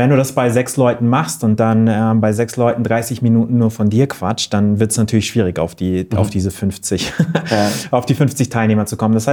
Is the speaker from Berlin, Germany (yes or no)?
no; Wörthsee, Bavaria, Germany; Ich bin am Wörthsee aufgewachsen